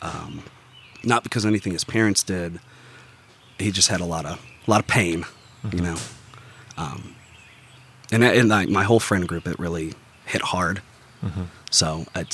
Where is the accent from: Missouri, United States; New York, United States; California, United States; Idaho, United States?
Missouri, United States; South County; I grew up about 15 minutes north in South County